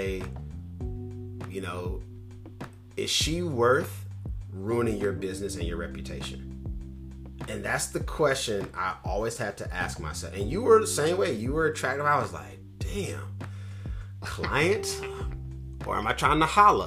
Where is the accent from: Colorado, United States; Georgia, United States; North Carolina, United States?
North Carolina, United States; now in California, United States; Growing up in North Carolina